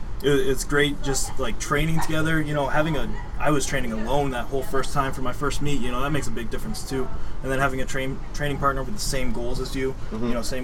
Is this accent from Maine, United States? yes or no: yes; Wales, Maine, United States; also born or lived in New York; I'm from Maine.